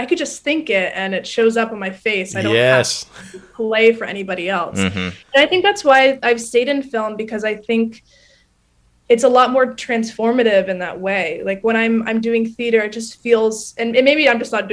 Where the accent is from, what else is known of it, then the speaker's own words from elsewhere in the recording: Cleveland, Ohio, United States; moved away as an adult; now in New York, United States; I'm originally from Cleveland, Ohio